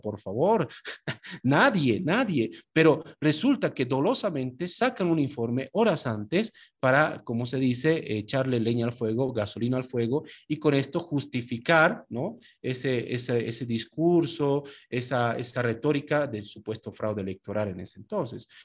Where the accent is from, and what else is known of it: Bolivia